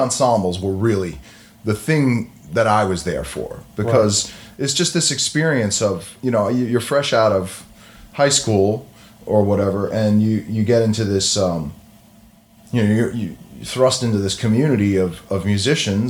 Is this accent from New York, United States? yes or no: yes; Long Island, New York, United States; moved away as an adult; also born or lived in Boston / Connecticut; now in New York, United States; I'm originally from Long Island